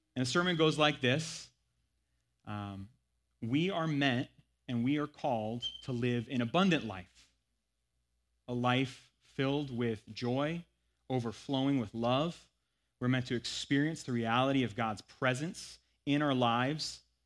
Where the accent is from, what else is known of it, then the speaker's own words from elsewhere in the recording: United States; accent: thick American; my thick American accent